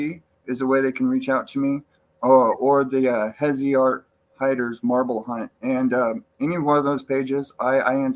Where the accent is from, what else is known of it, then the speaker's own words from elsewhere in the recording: Cottage Grove, Oregon, United States; also born or lived in John Day, Oregon / California; now in Central Oregon, United States; I was born in Cottage Grove and raised there for the most part. Then when I was about 12, 13, we started moving around a little bit, and I wound up in Eastern Oregon in a John Day area